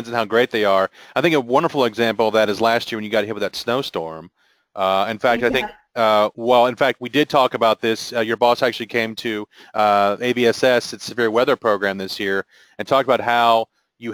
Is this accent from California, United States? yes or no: no; Arkansas, United States; growing up in Arkansas, we had a little bit of snow